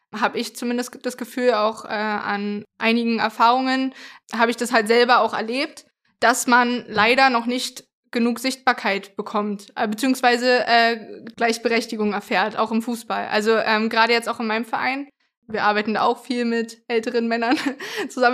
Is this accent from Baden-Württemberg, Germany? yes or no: no; Berlin, Germany; ich bin in, im Köpenicker Raum groß geworden